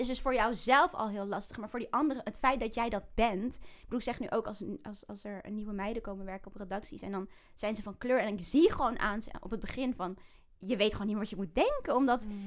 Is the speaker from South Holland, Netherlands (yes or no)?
yes; The Hague, South Holland, Netherlands; also born or lived in Bijlmer, Amsterdam; now in Amsterdam, Netherlands; Ik ben oh opgegroeid in Den Haag